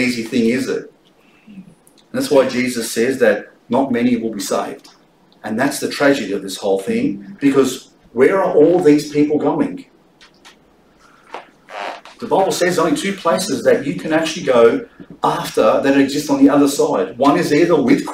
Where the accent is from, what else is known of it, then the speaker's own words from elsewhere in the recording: Australia; I'm an Australian